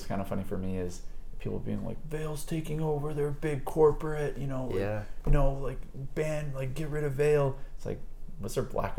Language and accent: English; Terrace, British Columbia, Canada; also born or lived in Comox, Canada; now in Whistler, Canada; growing up in Terrace, like, you don't, like the scene up there is really, really small.